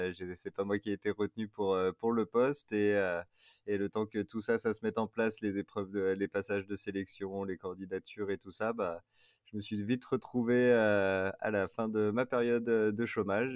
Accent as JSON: {"language": "French", "area": "Paris region, near Versailles", "region": "Île-de-France", "country": "France", "tie": "born or raised there", "also_born_or_lived": "Grenoble / Clermont-Ferrand", "moved": "as an adult", "lives_now": "Fontainebleau, France", "said": "j'ai grandi en région parisienne, mais plus dans l'ouest euh, parisien, pas très loin de Versailles"}